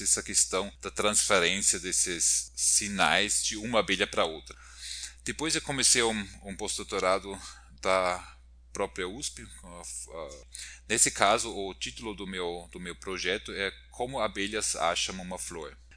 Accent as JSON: {"language": "Portuguese", "country": "Austria", "also_born_or_lived": "Brazil", "moved": "as an adult", "lives_now": "São Paulo, Brazil", "said": "eu sou austríaco, formado na Universidade de Viena, Áustria"}